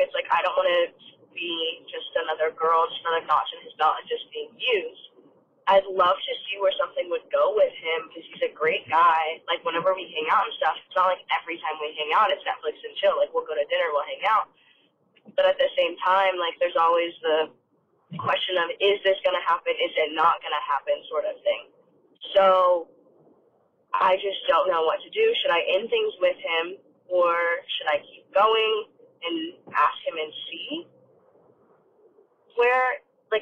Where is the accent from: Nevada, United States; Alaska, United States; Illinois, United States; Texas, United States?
Nevada, United States; Las Vegas; I am 19 years old. I'm from Vegas.